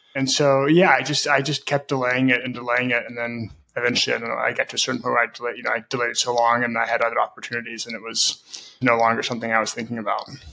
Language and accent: English; Memphis, Tennessee, United States; moved away as an adult; also born or lived in Brazil; I grew up in Memphis, Tennessee.